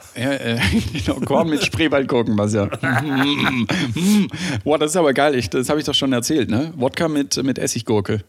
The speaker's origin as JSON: {"language": "German", "country": "Germany", "said": "bei uns in Deutschland"}